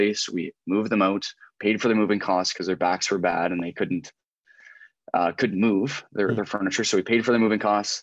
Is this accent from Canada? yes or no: yes; just outside of Halifax, Nova Scotia, Canada; moved away; also born or lived in Southwestern Ontario; I grew up like just outside of Halifax